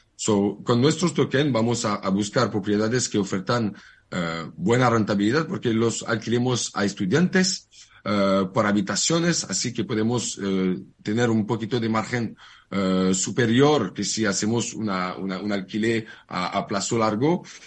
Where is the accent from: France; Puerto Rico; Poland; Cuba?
France; Spanish is a second language; moved away as an adult; now in Barcelona, Spain